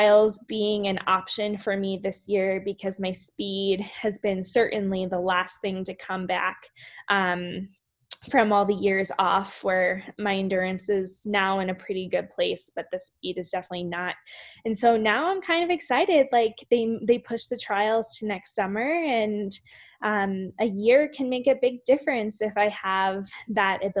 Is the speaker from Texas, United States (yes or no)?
no; Shippensburg, Pennsylvania, United States; Shippensburg, Pennsylvania. Very small, rural, south central Pennsylvania, near Gettysburg, Harrisburg, that area